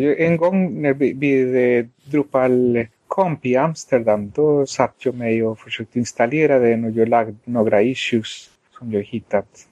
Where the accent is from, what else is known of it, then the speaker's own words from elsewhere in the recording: Colombia; Swedish is a second language; also born or lived in Sweden; now in United States; sedan jag föddes i Colombia